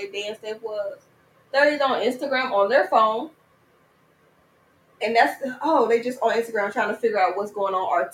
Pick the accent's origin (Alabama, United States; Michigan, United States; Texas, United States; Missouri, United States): Texas, United States; I'm from the country in Texas, so all our family was on the same street